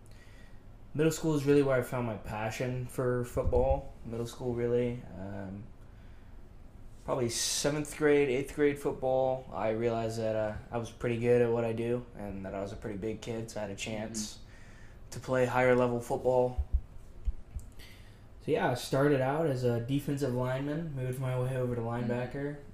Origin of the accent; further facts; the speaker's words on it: Boerne, Texas, United States; moved away as an adult; also born or lived in California; now in Austin, United States; I grew up in a small little town right outside of San Antonio called Bernie, Texas. I'm originally from California.